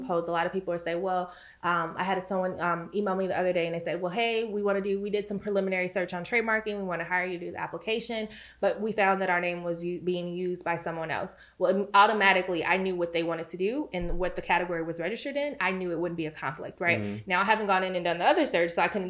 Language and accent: English; Chicago, Illinois, United States; I'm from Chicago. And so in my home state of Illinois